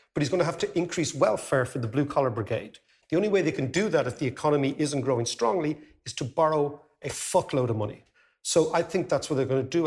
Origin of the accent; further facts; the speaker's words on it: Ireland; we as Irish people